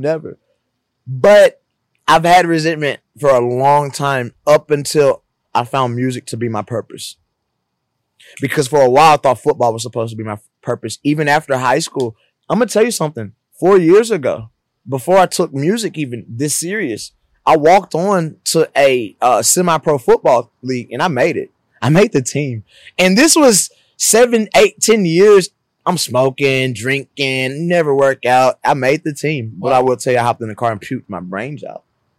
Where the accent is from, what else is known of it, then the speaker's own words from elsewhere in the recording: the South, United States; Growing up in the South, I grew up in a predominantly black environment.